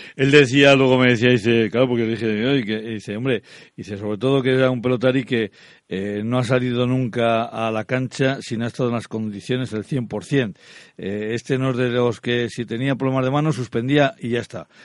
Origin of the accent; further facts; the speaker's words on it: Laguardia, Basque Country, Spain; yo soy de La Guardia.